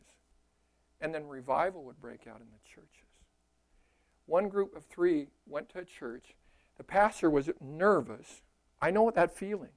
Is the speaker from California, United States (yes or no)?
yes; Costa Mesa, California, United States; moved away as an adult; now in Minnesota, United States; I'm from California